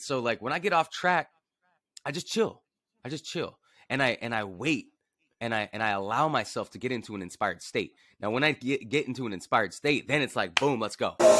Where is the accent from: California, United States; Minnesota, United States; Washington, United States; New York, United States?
California, United States; Los Angeles; grew up in Venice Beach, California